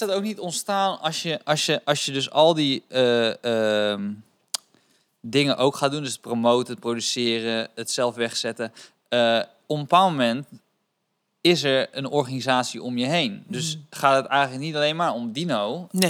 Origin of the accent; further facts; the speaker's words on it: Rotterdam, South Holland, Netherlands; Ik kom ook uit Rot- Rotterdam